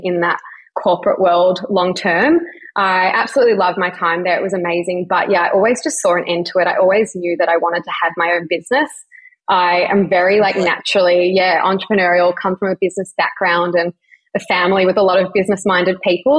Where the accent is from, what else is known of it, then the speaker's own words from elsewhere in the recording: Melbourne, Victoria, Australia; I'm 29 and I'm from Melbourne